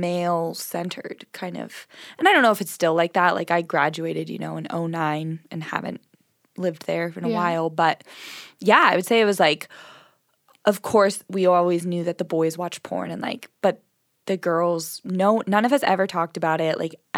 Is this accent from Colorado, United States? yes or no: no; Southern California, United States; moved away as an adult; I grew up in Southern California